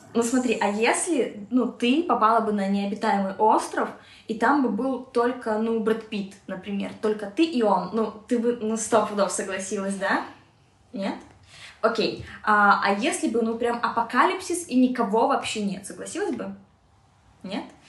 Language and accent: Russian; Minsk, Belarus; Хоть я и росла в Беларуси, в Минске